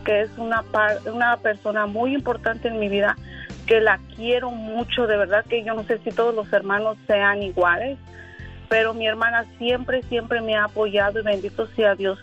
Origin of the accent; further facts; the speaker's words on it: Mexico City, Mexico; now in San Francisco, United States; Soy originaria de la Ciudad de México, pero radico aquí en San Francisco, California